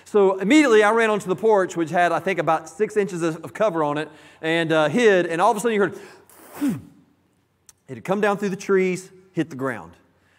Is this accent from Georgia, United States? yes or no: yes; College Park, Georgia, United States; When I was growing up, I grew up in College Park, Georgia, which is just south of Atlanta, definitely a suburb area.